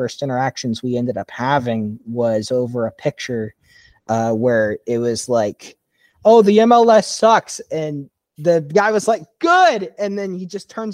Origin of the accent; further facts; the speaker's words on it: Indiana, United States; Being from Indiana